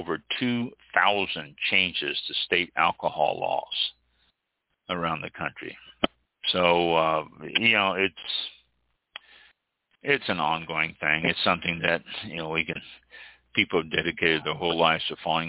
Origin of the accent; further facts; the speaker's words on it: Missouri, United States; now in Florida, United States; I'm from Missouri